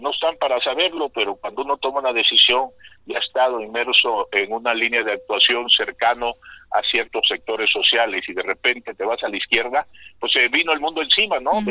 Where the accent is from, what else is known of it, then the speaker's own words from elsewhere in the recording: Tabasco, Mexico; now in Tepoztlán, Mexico; mi tierra, en Tabasco